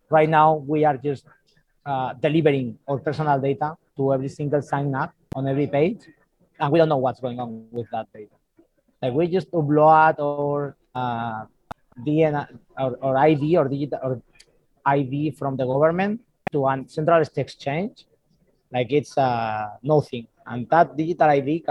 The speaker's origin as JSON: {"language": "English", "country": "Spain", "said": "I'm from Spain, I'm the CEO and founder of Euler Tools"}